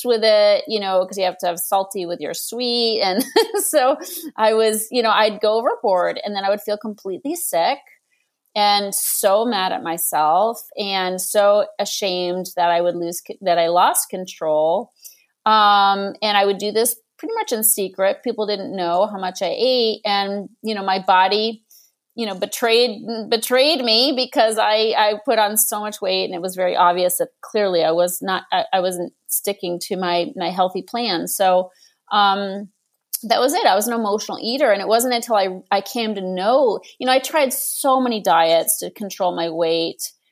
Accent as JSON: {"language": "English", "town": "Boston", "region": "Massachusetts", "country": "United States", "tie": "born or raised there", "moved": "yes", "lives_now": "Los Angeles, United States", "said": "I grew up in Boston"}